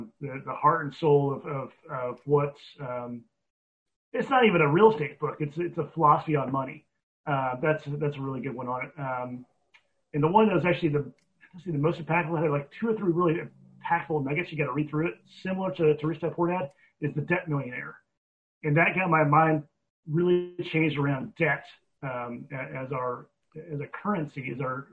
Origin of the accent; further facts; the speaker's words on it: Oklahoma, United States; I'm from Oklahoma